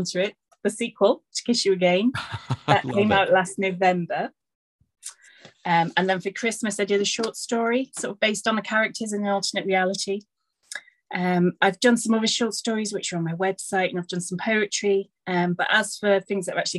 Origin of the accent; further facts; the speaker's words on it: near Liverpool, North West England, United Kingdom; I'm from Northern England, not far from Liverpool